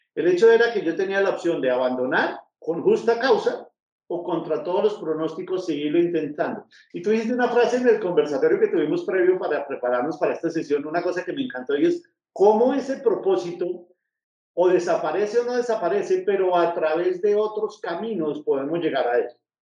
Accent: Bogotá, Colombia; now in Manizales, Colombia; yo soy de Bogotá, pero ahora vivo en Manizales.

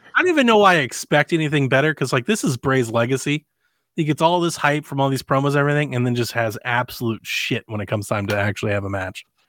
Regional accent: Cleveland, Ohio, United States; I'm from Cleveland.

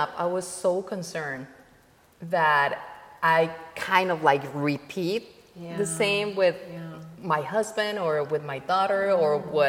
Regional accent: Colombia; born there; Well, yeah, I was born in Colombia. Almost 51 years ago.

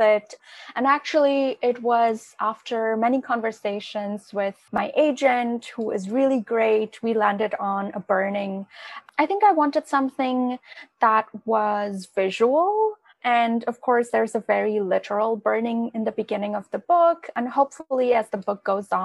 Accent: India; moved away; growing up in India

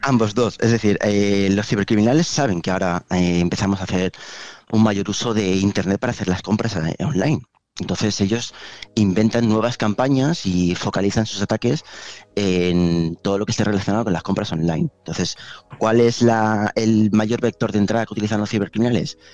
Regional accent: Valencia, Valencian Community, Spain; also born or lived in Madrid / Rome; yo soy originalmente de Valencia

